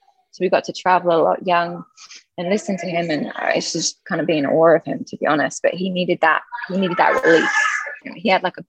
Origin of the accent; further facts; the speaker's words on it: Laguna Beach, California, United States; born there; I was born at home in Laguna Beach in a pyramid.